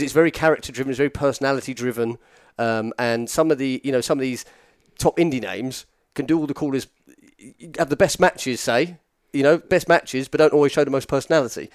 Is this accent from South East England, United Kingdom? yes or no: yes; near Petersfield, South East England, United Kingdom; to say I'm from Petersfield is just like a blatant lie